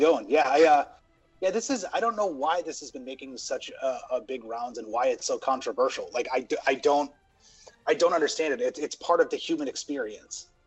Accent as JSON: {"language": "English", "country": "United States", "tie": "born or raised there", "said": "growing up in the States"}